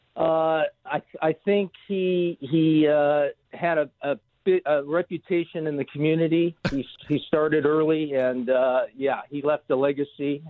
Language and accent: English; Los Angeles, California, United States; I grew up in Los Angeles.